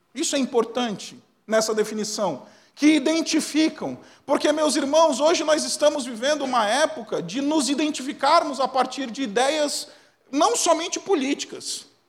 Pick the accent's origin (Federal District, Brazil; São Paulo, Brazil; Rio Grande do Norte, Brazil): São Paulo, Brazil; ABC Paulista; eu sou do ABC Paulista